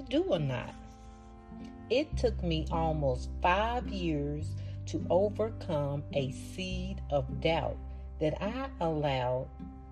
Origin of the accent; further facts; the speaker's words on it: Arkansas, United States; accent: thick southern; Arkansas, my home state